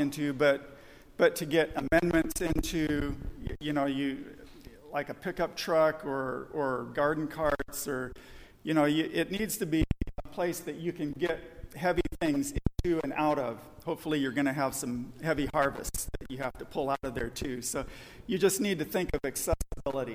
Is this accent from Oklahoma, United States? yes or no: no; Southern California, United States; I grew up in Southern California